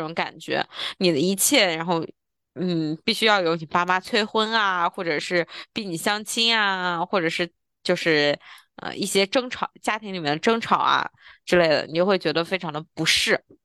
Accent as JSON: {"language": "Chinese", "country": "China", "said": "我们大陆人"}